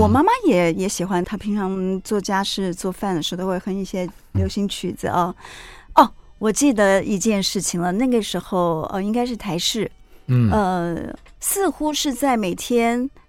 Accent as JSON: {"language": "Chinese", "town": "Gangshan", "region": "Kaohsiung", "country": "Taiwan", "tie": "born or raised there", "also_born_or_lived": "Chiayi", "said": "嘉义真的太小了，已经没有什么记忆。我只知道说自己是在那边出生的啊。嗯，然后到了冈山以后，其实真的是我。对我而言是蛮特别的一段童年经历啊，"}